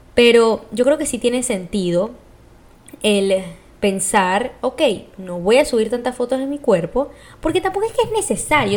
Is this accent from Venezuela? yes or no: yes; Venezuela; yo, como soy de Venezuela